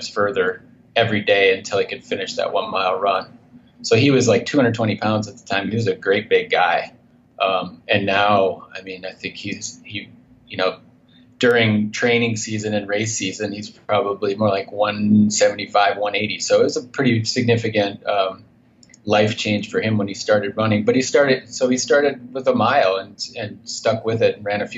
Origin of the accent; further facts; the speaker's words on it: north central Minnesota, United States; moved away as an adult; now in Montana, United States; I grew up in Minnesota, in north central Minnesota